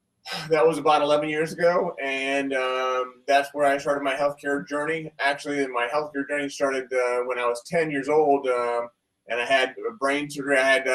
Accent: Columbus, Ohio, United States; I am from Columbus, Ohio.

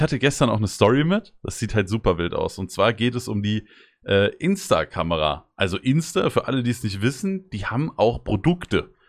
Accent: Rodgau, Hesse, Germany; Ich wohne zwar nicht mehr in Rottgau, aber ich, hab, ich bin ja in Rottgau aufgewachsen

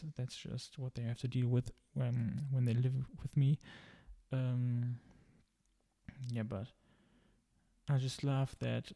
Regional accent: Germany; English is a second language; I'm originally from Germany, as you might hear

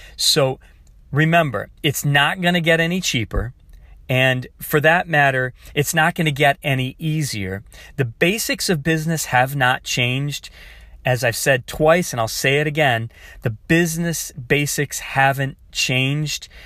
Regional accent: Michigan, United States; I grew up in Michigan

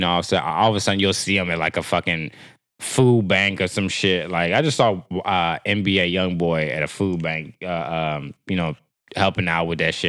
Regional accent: Texas, United States; I'm from Texas

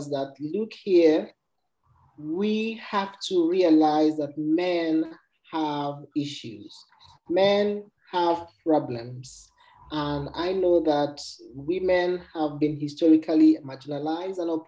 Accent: Nigeria; moved away; I went home to Nigeria, my home country.

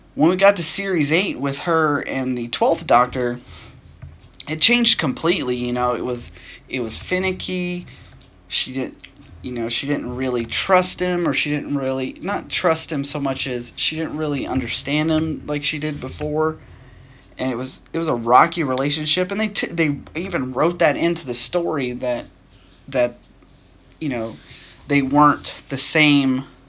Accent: Nashville, Tennessee, United States; I'm from Nashville, Tennessee. I was born and raised in Tennessee.

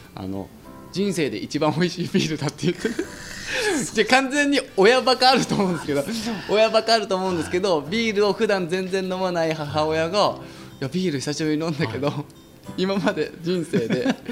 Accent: Yamanashi, Japan; moved away as an adult; 山梨出身なんですけど

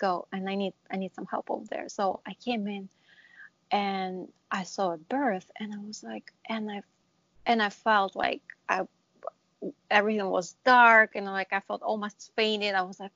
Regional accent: Israel; moved away as an adult; now in New Jersey, United States; I'm originally from Israel, and I graduated nursing in Israel

